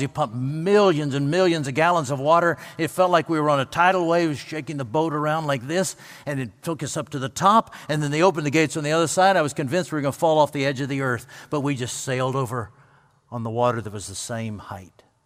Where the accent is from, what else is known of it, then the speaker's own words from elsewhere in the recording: United States; I grew up on the Pickwick Lake portion of the Tennessee River